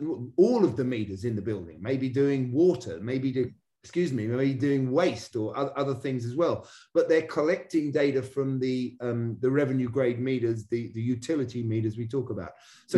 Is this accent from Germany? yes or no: no; England, United Kingdom; now in United States; And it also shows my Brit growing up on the River Thames history here, where I used to row, crew, as you call it here in America.